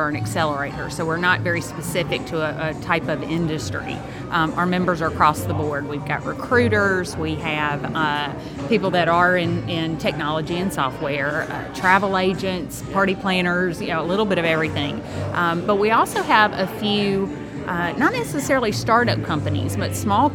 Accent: Alabama, United States; moved away as an adult; also born or lived in Richmond, Virginia; now in Rock Hill, United States; From Alabama originally, went to Auburn University, War Eagle, then moved up

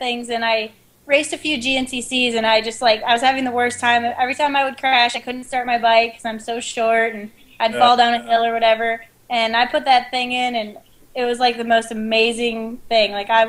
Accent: Northern Illinois, United States; now in West Virginia, United States; I'm from Northern Illinois originally.

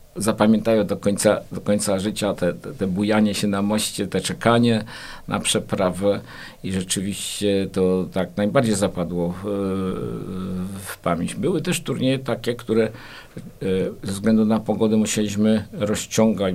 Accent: Kraków, Lesser Poland, Poland; now in Płock, Poland; jako urodzony Krakus

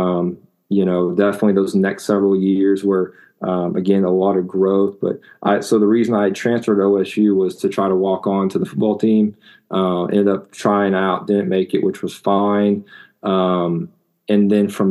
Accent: Enid, Oklahoma, United States; I grew up in Northwest Oklahoma, in a small town called Enid

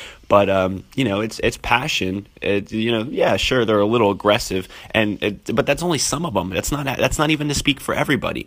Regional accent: Philadelphia, Pennsylvania, United States; moved away; That's my hometown. That's where I'm from.

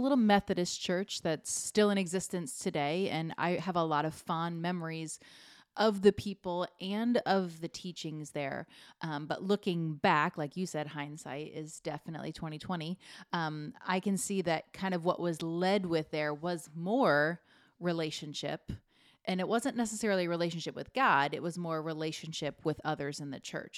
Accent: Fort Myers, Florida, United States; I stayed in my hometown to go there.

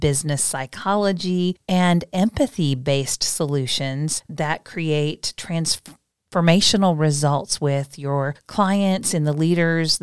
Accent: Midwest, United States; I was born in the Midwest. Good Midwest girl

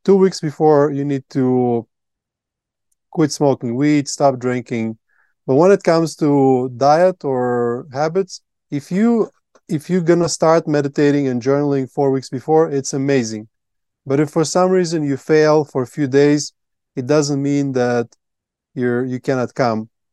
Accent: Latvia; English is a second language; moved away as an adult; now in Colombia; I grew up in Latvia

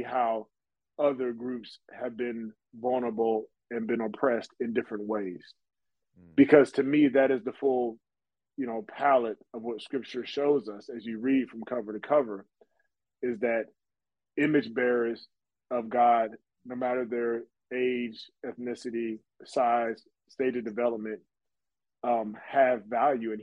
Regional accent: United States; because I'm American.

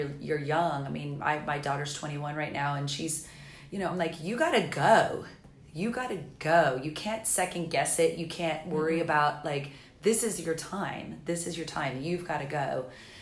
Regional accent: the South, United States; moved away as an adult; also born or lived in Los Angeles; now in Charleston, United States; I have family in Myrtle Beach and I'm from the South

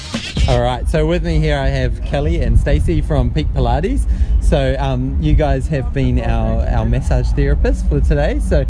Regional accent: New Zealand

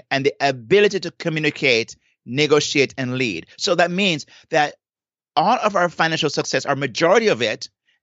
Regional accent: Saint Elizabeth, Jamaica; now in South Florida, United States; I'm from St. Elizabeth

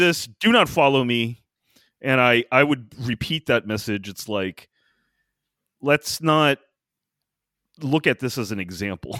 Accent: United States; as an American

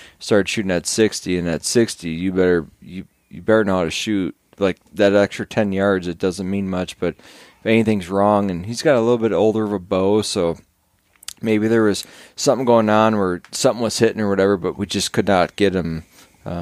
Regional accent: Wisconsin, United States; growing up in Wisconsin and stuff like that, you know, we're fishing for bullheads with cane poles

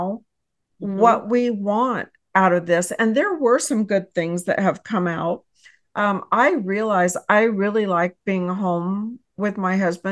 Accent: Texas, United States; I hail from Texas

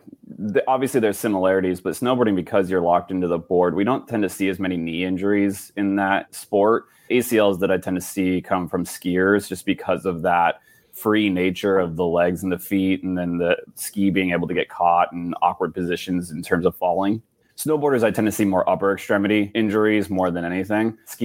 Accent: Sacramento, California, United States; But I grew up in Sacramento, so I wasn't far from Tahoe.

